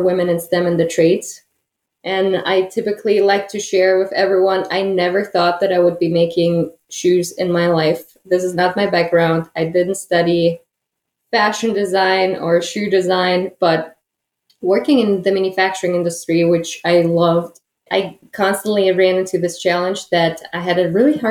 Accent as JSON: {"language": "English", "country": "Germany", "tie": "born or raised there", "also_born_or_lived": "Kazakhstan", "moved": "as an adult", "lives_now": "Detroit, United States", "said": "I was born in Kazakhstan and lived there until the age of 10, went to school in Kazakhstan. And then because my dad had German roots, my family decided to move to Germany. So I spent the most part of my life in Germany."}